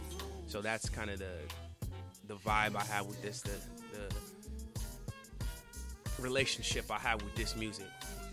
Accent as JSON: {"language": "English", "town": "Sacramento", "region": "California", "country": "United States", "said": "because I'm from the West Coast. So, you know, imagine I'm, 14, I'm in SAC."}